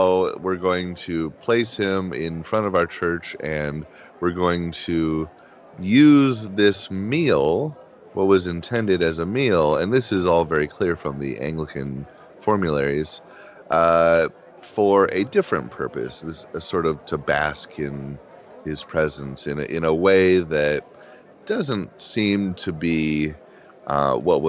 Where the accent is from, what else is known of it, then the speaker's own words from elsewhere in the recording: Midwest, United States; as a Midwesterner